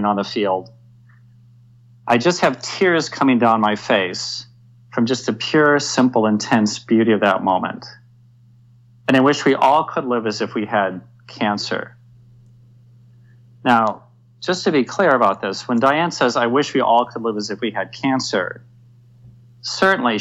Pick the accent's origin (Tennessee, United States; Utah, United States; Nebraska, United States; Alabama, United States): Nebraska, United States; Omaha; moved away as an adult; also born or lived in Iowa / Frankfurt, Germany / Madrid, Spain; now in San Francisco Bay Area, United States; I grew up in Omaha, Nebraska